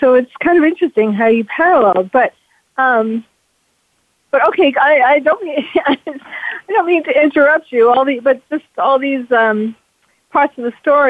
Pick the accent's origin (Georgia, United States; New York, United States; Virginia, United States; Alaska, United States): New York, United States; I'm from New York.